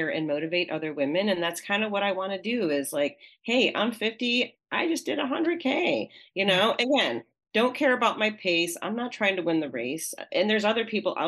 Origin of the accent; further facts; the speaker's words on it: Pittsfield, Massachusetts, United States; my hometown of Pittsfield, Massachusetts